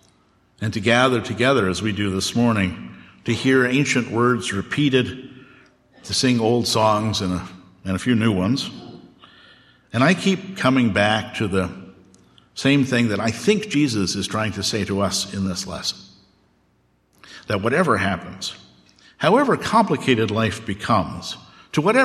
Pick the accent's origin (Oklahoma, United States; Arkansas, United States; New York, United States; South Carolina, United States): Oklahoma, United States; also born or lived in Southern California / Gettysburg, Pennsylvania; now in Elkins Park, United States; I grew up in Oklahoma